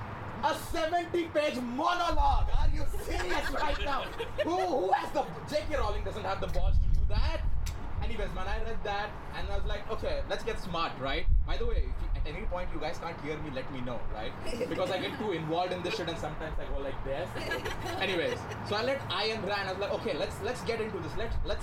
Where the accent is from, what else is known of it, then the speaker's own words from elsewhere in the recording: India; moved away as an adult; now in Toronto, Canada; yes, I am from India.